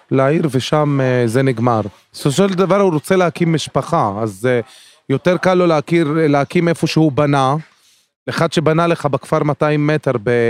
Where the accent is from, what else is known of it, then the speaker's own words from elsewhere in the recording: Haifa, Haifa District, Israel; אני בן 39, נולדתי בחיפה, אני דור 12 כאן.